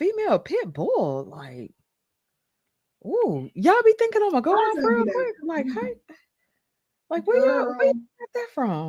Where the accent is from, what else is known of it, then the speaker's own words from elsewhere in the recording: Mississippi, United States; My black ass is, y'all, I've been saying I need glasses for months and I'm from Mississippi. You know, I got a Mississippi public school education.